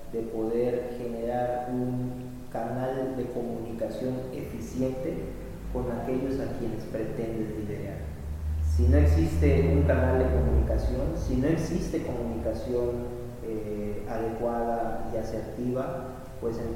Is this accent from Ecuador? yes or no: no; Mexico